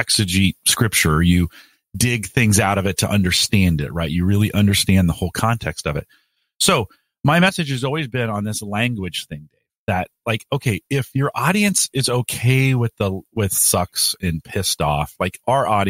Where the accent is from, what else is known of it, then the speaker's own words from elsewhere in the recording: California, United States; I'm from California